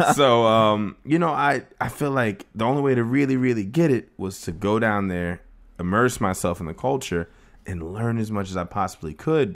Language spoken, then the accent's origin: English; Plantation, Florida, United States; I was born in Plantation, Florida, which is a little town in, uh, outside of Fort Lauderdale